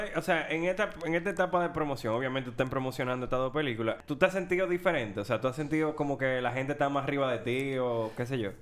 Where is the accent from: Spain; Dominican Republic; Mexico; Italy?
Dominican Republic; Nosotros como dominicanos